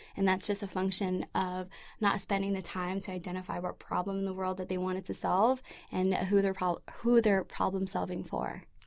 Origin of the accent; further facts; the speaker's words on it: Vancouver, British Columbia, Canada; I grew up in East Vancouver in a community full of immigrants and refugees. I myself am, am an immigrant and refugee